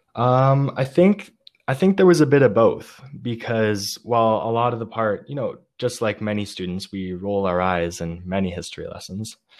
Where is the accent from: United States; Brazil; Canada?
Canada; one Canadian boy